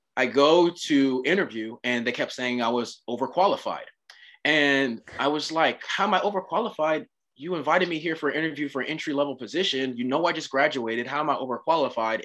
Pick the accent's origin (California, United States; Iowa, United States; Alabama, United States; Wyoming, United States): California, United States; Oceanside; I grew up in Oceanside, California.